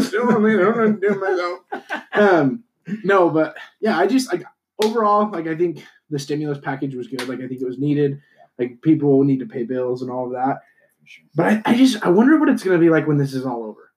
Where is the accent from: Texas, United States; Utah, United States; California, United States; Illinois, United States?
Utah, United States; I'm from Utah